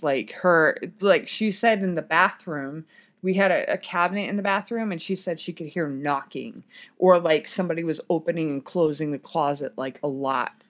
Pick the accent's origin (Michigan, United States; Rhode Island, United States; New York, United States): Michigan, United States; also born or lived in Washington / Germany; now in Texas, United States; I grew up in Michigan